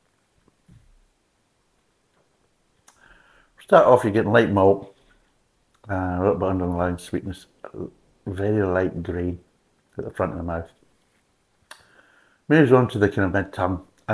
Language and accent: English; United Kingdom; being British